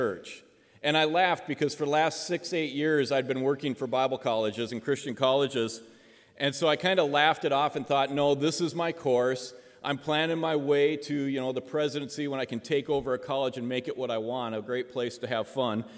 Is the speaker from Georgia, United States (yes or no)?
no; Spearfish, South Dakota, United States; I am from Spearfish, South Dakota